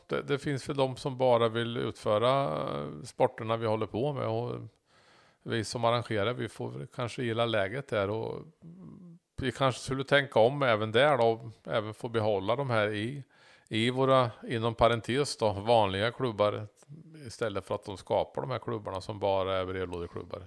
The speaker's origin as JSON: {"language": "Swedish", "area": "between Norrköping and Söderköping", "region": "Östergötland", "country": "Sweden", "tie": "born or raised there", "said": "Så jag är ju emellan Norrköping och Söderköping växte jag upp som barn"}